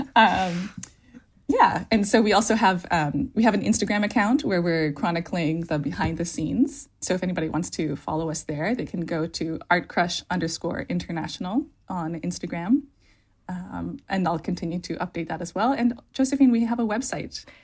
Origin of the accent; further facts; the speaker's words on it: Canada; also born or lived in California / Sweden; now in Norway; I'm Canadian and my family is Swedish, and so living in California was, I was kind of always a foreigner there